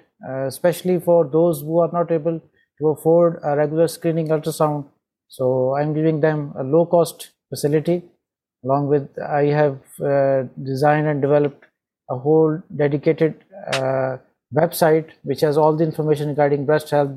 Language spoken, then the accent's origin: English; Pakistan; I'm from Pakistan